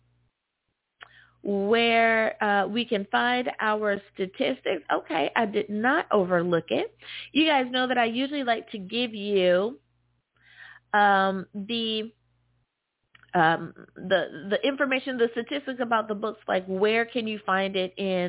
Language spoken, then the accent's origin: English; United States; my home country, the good old US of A.